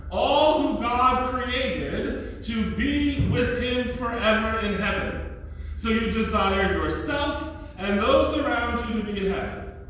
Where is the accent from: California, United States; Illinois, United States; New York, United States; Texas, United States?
New York, United States; I'm a New Yorker